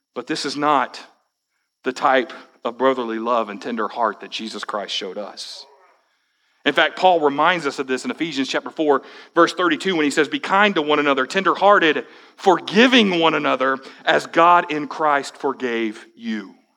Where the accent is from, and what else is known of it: United States